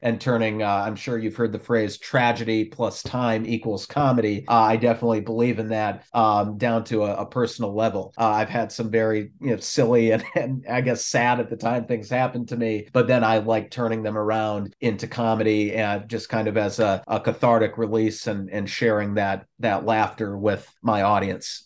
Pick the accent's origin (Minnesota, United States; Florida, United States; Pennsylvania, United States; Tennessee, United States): Minnesota, United States; I grew up up there in Minnesota